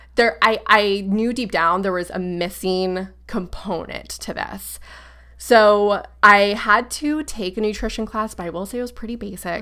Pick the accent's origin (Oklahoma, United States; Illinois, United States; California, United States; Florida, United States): Florida, United States; Brevard County, Central; I like to say Central Florida, like Orlando, 'cause no one really knows, like, Brevard County